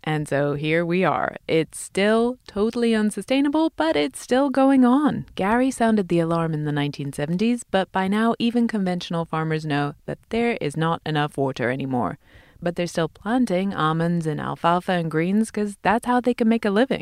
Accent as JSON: {"language": "English", "region": "England", "country": "United Kingdom", "tie": "born or raised there", "moved": "yes", "lives_now": "Los Angeles, United States", "said": "I grew up in England"}